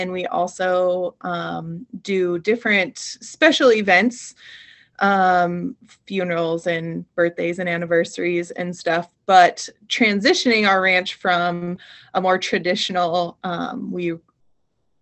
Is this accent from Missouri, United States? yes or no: no; Montana, United States; I grew up in Montana on a ranch